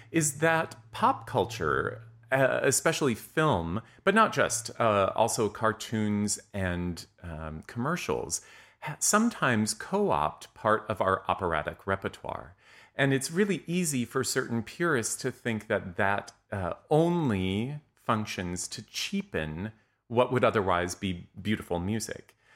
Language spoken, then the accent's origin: English; Montana, United States; many of you know that I grew up in Montana, where there is there is now an opera company, or I think actually even two.